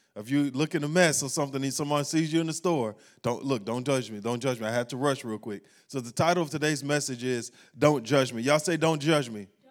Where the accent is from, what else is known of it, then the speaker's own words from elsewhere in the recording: Baton Rouge, Louisiana, United States; moved away; we were in Baton Rouge, uh, my hometown.